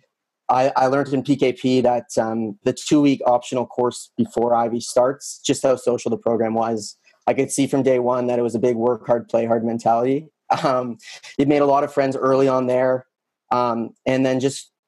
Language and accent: English; London, Ontario, Canada; also born or lived in Toronto; I was in Toronto prior to the program, but actually a London local